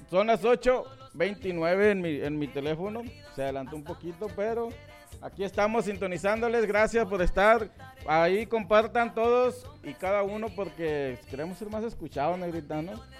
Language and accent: Spanish; Sonora, Mexico; estoy en la pura línea de, de Sonora Sinaloa, criado en Sonora